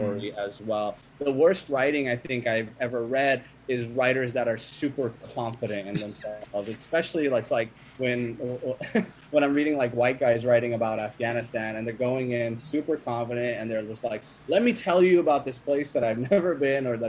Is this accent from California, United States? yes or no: yes; Sacramento, California, United States; moved away as an adult; also born or lived in Iowa; when I was growing up in Sacramento